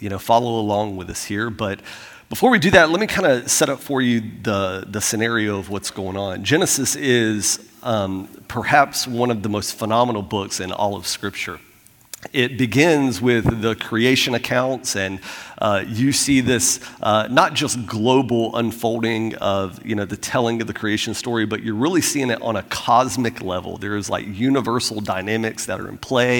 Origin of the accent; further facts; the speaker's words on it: Florida, United States; moved away; I'm from Florida